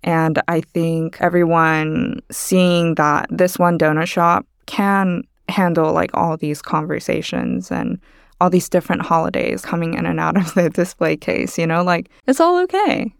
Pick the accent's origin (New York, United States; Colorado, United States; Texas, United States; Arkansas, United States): Texas, United States; also born or lived in Busan, South Korea; moved to Texas